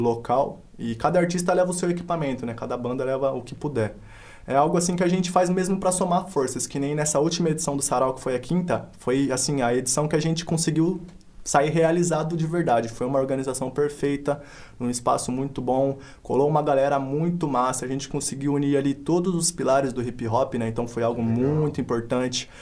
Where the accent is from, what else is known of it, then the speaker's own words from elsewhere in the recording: Paulínia, São Paulo, Brazil; Sou natural aqui de Paulínia, tenho 23 anos atualmente